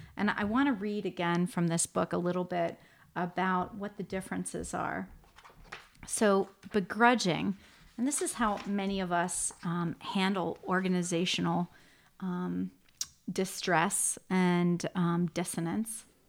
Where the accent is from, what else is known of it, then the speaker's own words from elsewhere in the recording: Shaker Heights, Ohio, United States; I grew up in Shaker Heights.